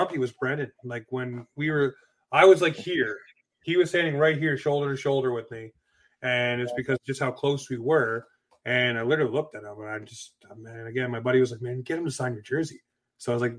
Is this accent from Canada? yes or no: yes; Toronto, Ontario, Canada; moved away as an adult; also born or lived in Newmarket, Ontario / Oshawa, Ontario / Whitby, Ontario / Pickering, Ontario; Raised in Scarborough, lived in Oshawa, Whitby, Pickering, Port Perry, Bowmanville.